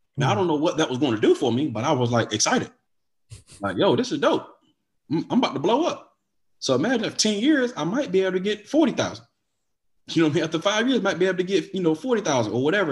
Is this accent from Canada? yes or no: no; Wilson, United States; moved away as an adult; now in Atlanta, United States; I'm from Wilson. I moved to Atlanta, a whole different state, something I've never done before